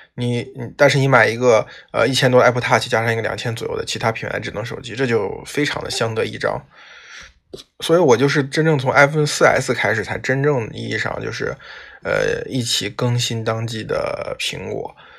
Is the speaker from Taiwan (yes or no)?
no; China; 我们中国人的个性